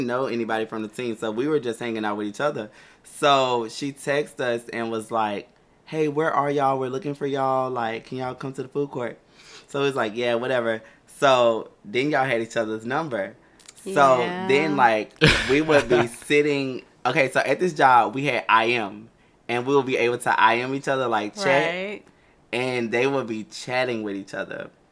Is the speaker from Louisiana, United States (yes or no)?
yes; Louisiana, United States; moved away; Back in my hometown, while I was living home, I was working at this particular establishment